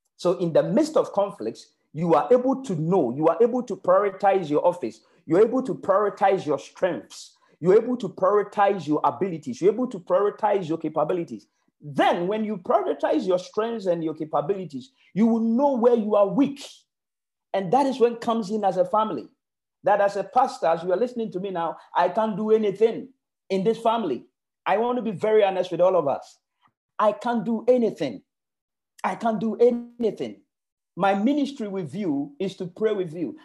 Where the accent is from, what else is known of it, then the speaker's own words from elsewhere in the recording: Ghana; moved away; I am coming from Ghana.